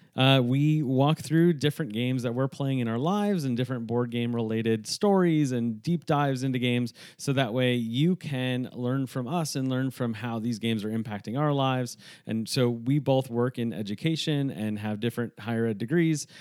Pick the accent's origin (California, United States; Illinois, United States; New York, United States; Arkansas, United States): New York, United States; also born or lived in Northeast; now in Texas, United States; a New Yorker who lives in Texas